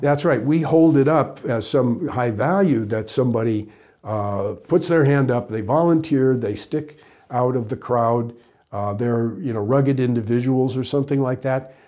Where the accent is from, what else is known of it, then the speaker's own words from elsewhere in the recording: Midwest, United States; growing up in the Midwest.